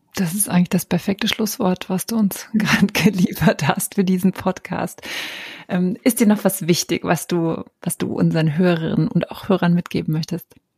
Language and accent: German; East Germany, Germany; ich bin auch aus Ostdeutschland